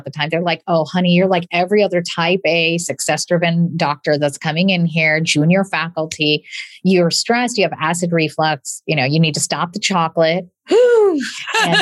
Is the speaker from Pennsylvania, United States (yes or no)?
no; a small town in Illinois, United States; English is a second language; I am a daughter of immigrants and English is my second language. And I'm a proud product of the public school system in a small town in Illinois